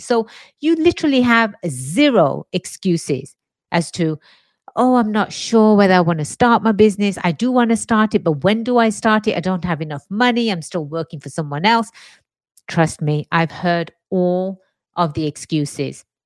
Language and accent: English; England, United Kingdom; moved away as an adult; now in United States; born and raised in England, migrated to the States about, ooh, 23 years or so ago. America is my home now